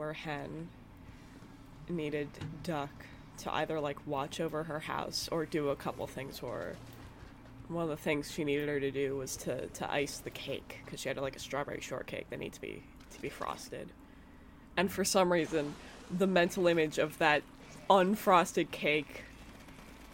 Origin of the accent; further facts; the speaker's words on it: Canada; Love being Canadian.